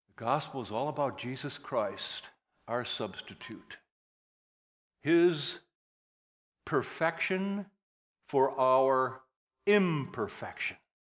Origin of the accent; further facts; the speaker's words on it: northern Wisconsin, United States; moved away; also born or lived in Upper Peninsula, Michigan; I grew up in northern Wisconsin. In fact, I'm even a Youper. I was born in the Upper Peninsula of Michigan